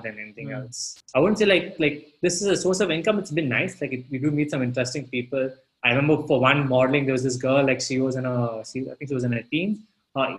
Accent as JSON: {"language": "English", "region": "South India", "country": "India", "also_born_or_lived": "Gurgaon, India / Delhi, India", "moved": "yes", "lives_now": "New York, United States", "said": "as a South Indian, I wear, like, kurta"}